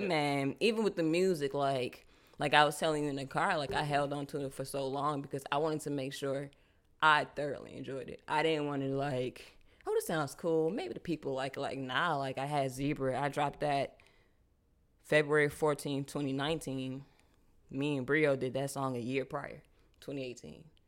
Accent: Charlotte, North Carolina, United States; also born or lived in Brooklyn, New York; I was born in Brooklyn, but I grew up in Charlotte.

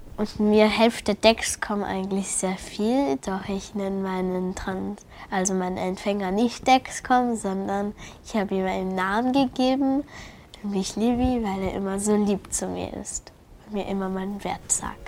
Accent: Salzburg, Austria; wir leben hier in Salzburg. Ich wurde auch in Salzburg geboren.

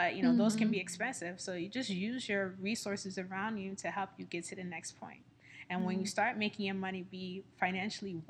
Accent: New York City, New York, United States; moved away as an adult; now in Houston, United States; I'm born and raised in Brooklyn

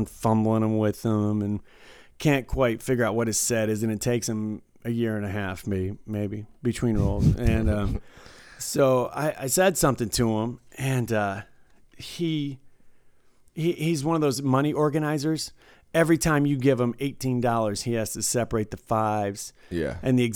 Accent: Detroit, Michigan, United States; moved away; I'm from Detroit. I'm like almost Canadian

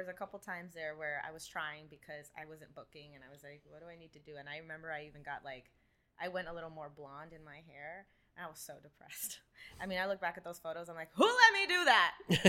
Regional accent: California, United States; I was born in Paramount, and we lived in East LA, and that's where my grandmother lived.

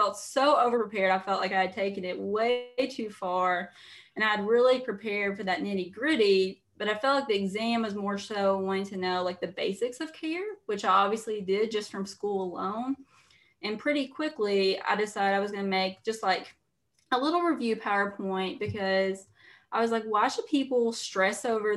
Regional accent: Eastern Kentucky, United States; I'm from Eastern Kentucky, you know, everyone back home, teachers, coal miners, that sort of thing

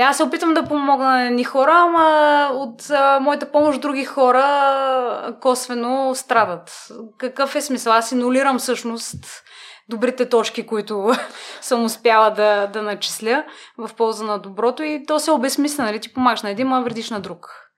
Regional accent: Burgas, Burgas Province, Bulgaria; moved away as an adult; also born or lived in London; now in Sofia, Bulgaria; родена съм в Бургас

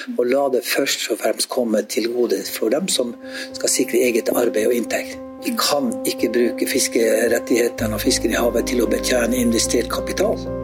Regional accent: Jakobselv, Finnmark, Norway; hjemme i Jakobselv

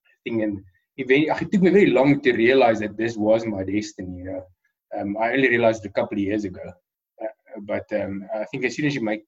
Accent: Pretoria, Gauteng, South Africa; I was born in Pretoria in 1980 in South Africa, the Republic of South Africa. And I've completed my school years, my matric, and my studies all here in Pretoria

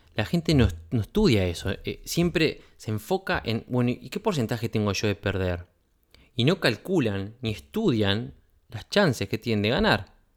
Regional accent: Uruguay; en mi país

